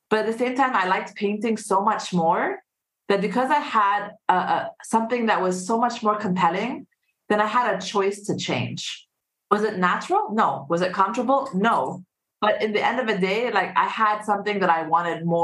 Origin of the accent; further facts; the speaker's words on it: Saudi Arabia; So um, I'm half Egyptian, half Singaporean. And uh, I grew up in actually in Saudi Arabia.